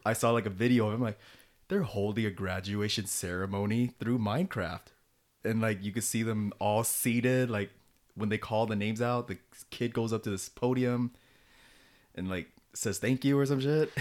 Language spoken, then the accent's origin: English; United States; moved away as an adult; now in South Korea; back in the States